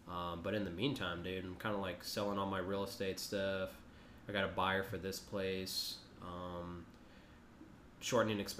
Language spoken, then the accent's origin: English; San Antonio, Texas, United States; San Antonio's home.